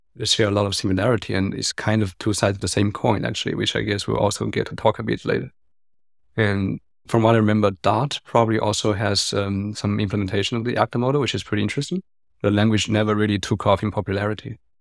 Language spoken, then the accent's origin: English; China; also born or lived in Hong Kong; now in Berlin, Germany; I grew up in China and I lived in Hong Kong, but I've been in Berlin for six to seven years already.